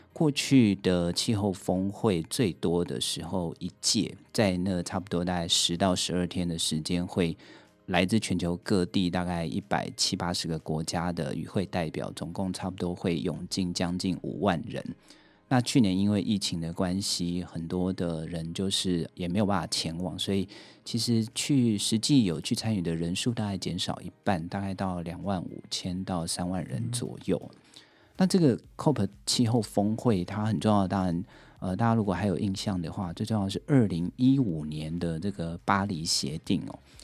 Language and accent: Chinese; Taipei, Taiwan; also born or lived in Lukang; 我自己是在台北出生，但是我的老家是在鹿港哦